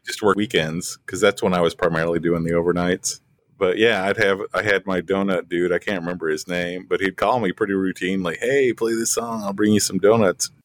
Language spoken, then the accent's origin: English; West Plains, Missouri, United States; also born or lived in Springfield; had my first radio job in, in West Plains, my hometown